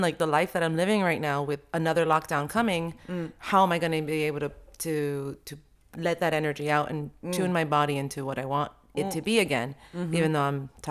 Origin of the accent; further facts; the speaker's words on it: Colombia; Or the little town I grew up in Colombia, you know, every time I went to school, there would be like a coffin coming down the street.